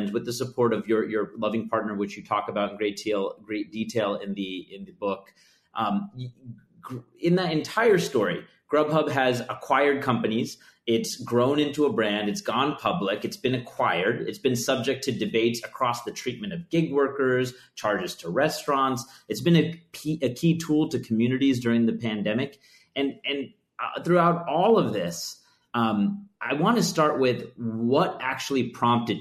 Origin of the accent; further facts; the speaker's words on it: the Bay Area, California, United States; As a kid growing up in the Bay Area